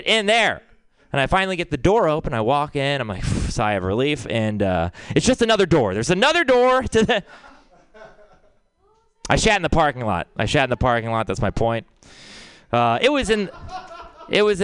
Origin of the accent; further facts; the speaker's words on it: Texas, United States; I'm from Texas